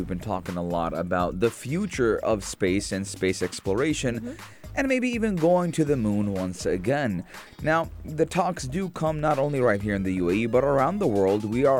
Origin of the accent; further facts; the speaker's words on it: United States; now in United Arab Emirates; as an American, as someone who has lived in the U.S.